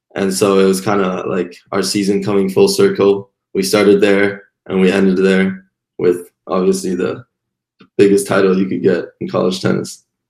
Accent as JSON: {"language": "English", "country": "Canada", "tie": "born or raised there", "also_born_or_lived": "Taiwan / Montreal", "said": "I was born in Taiwan, and I moved to Canada with my sister and my mom when I was seven"}